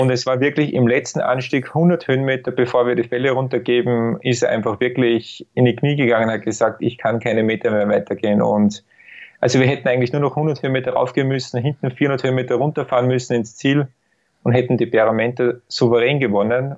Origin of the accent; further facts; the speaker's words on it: Austria; bei uns in Österreich